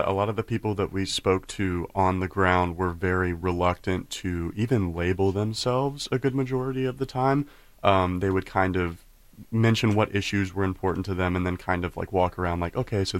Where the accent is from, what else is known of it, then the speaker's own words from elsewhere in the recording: Asheville, North Carolina, United States; And I'm from Asheville, North Carolina.